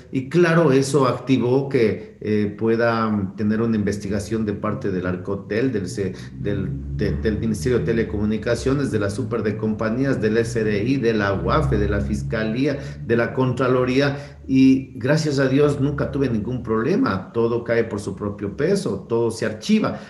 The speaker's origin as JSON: {"language": "Spanish", "town": "Quito", "region": "Pichincha", "country": "Ecuador", "tie": "born or raised there", "said": "yo ni siquiera nací en Quito, pero de muy niño vine a esta ciudad"}